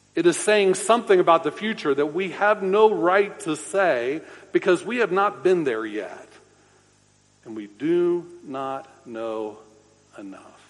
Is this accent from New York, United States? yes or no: no; Orlando, Florida, United States; I grew up in Orlando uh, near Big Tree Park